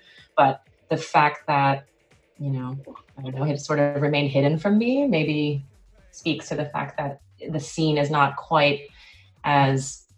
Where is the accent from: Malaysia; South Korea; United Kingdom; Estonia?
South Korea; also born or lived in New Jersey, United States / Tokyo, Japan; now in United States; So I was in Korea for about almost 10 years before I moved back to the US for college. I was born here, but I was born in New Jersey, actually.